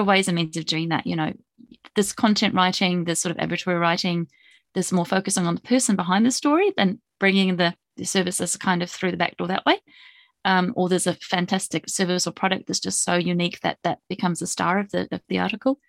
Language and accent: English; New Zealand; now in Japan; being a Kiwi